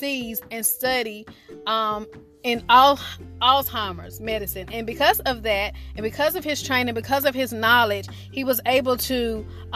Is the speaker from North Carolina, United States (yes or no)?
yes; North Carolina, United States; I'm from North Carolina